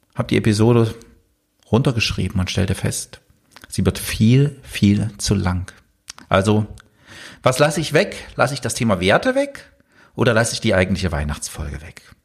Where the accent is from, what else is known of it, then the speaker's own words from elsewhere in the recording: East Germany, Germany; ich bin im Osten aufgewachsen